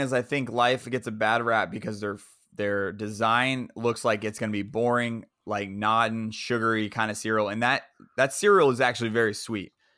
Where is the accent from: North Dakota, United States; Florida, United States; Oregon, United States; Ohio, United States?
Florida, United States; Central; it was in Central Florida, so it is my hometown.